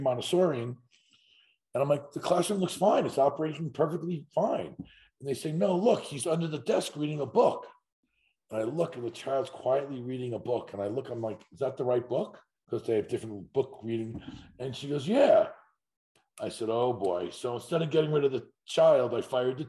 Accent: Huntington, New York, United States; I grew up in Huntington, Long Island, and my father owned a day camp

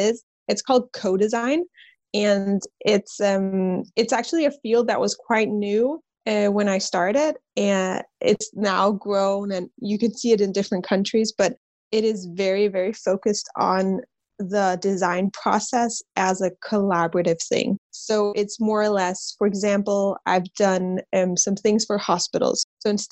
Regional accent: Copenhagen, Capital Region of Denmark, Denmark; I'm from Copenhagen, Denmark, born and raised here.

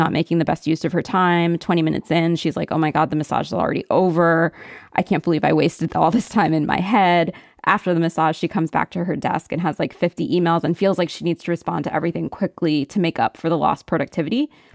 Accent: central Pennsylvania, United States; moved away; my hometown, which was a predominantly white, centralish Pennsylvania upper middle class town

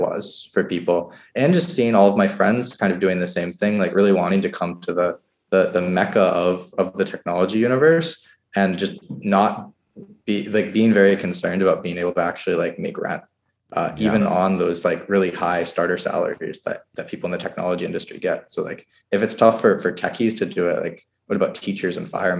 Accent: New Hampshire, United States; moved away as an adult; also born or lived in Pittsburgh / Bay Area; So I grew up in New Hampshire where housing was quite affordable and there are starter homes and things like that.

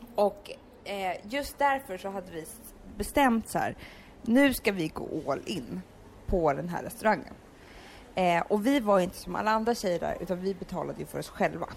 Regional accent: Stockholm, Stockholm County, Sweden; jag växte upp på Söder och i hippiefamilj

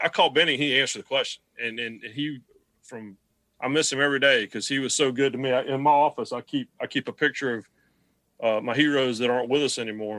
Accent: Rockingham, North Carolina, United States; accent: Southern; moved away; I was from North Carolina. And I sounded like I was from North Carolina.

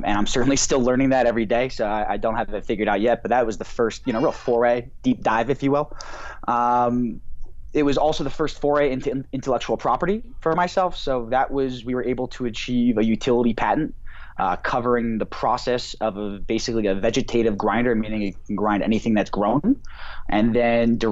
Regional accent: New Jersey, United States; now in Denver, United States; I grew up in New Jersey, the New York City area.

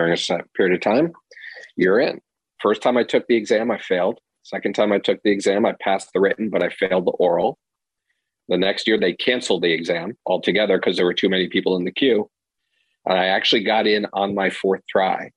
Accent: Arizona, United States; moved away as an adult; growing up in Arizona in sort of the 80s, 90s

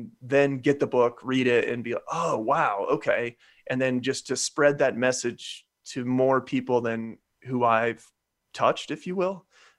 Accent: Midwest, United States; I'm from the Midwest

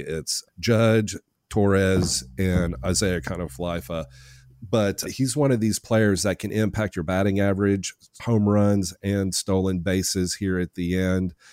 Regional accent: Nashville, Tennessee, United States; I'm from Nashville

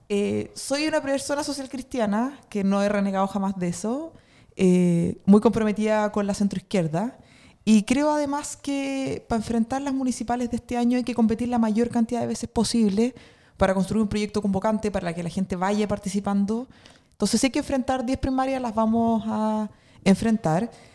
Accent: northern Chile, Chile; now in Santiago, Chile; vengo del norte de Chile

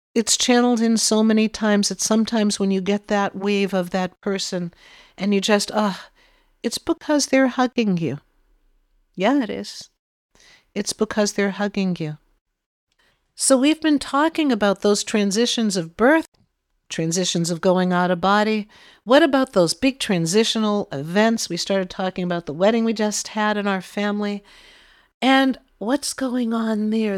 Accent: Massachusetts, United States; we're from Massachusetts

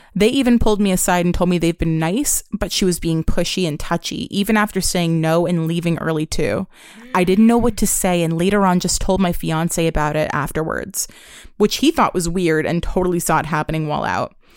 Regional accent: New York, United States; Growing up in New York

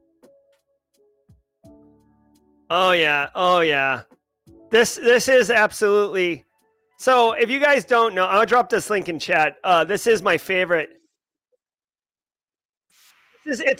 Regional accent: Massachusetts, United States; also born or lived in South Dakota; now in South Carolina, United States; I'm from Massachusetts. Well, yeah, I mean, I grew up in Massachusetts.

